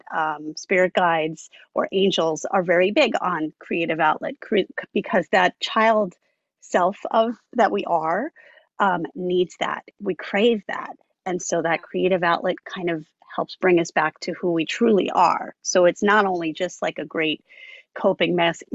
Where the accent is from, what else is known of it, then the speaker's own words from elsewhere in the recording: Long Island, New York, United States; I grew up on Long Island, which You know, I've pretty much always lived in New York State